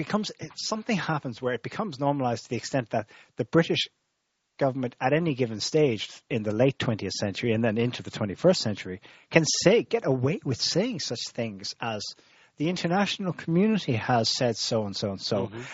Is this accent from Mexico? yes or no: no; Ireland; because I suppose the reason we're both Irish, but I had not the kind of awareness of my own history that you did, and I was taught in Irish schools.